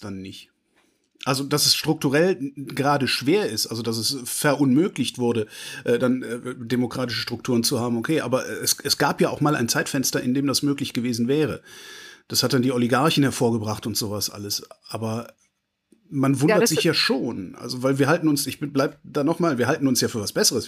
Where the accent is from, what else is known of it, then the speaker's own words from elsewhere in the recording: near Cologne, North Rhine-Westphalia, Germany; Ich komme aus hm. Westdeutschland, also ich bin in der Nähe von Köln groß geworden